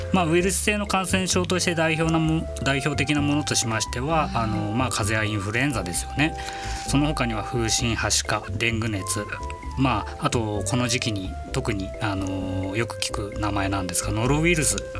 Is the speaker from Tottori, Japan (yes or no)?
no; Miyagi, Japan; moved away; 実家がちょっと東北の方のもんですから